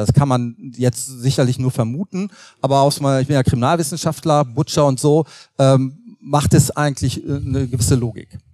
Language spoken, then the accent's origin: German; North Rhine-Westphalia, Germany; Also ich komme aus Nordrhein-Westfalen